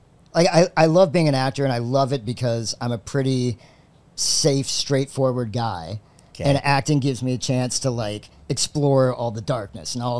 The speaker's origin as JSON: {"language": "English", "region": "Maryland", "country": "United States", "tie": "born or raised there", "also_born_or_lived": "Ohio / Cleveland, Ohio", "moved": "as an adult", "said": "I grew up in Maryland, but I was born in Ohio, and we moved back when I went to college to Cleveland."}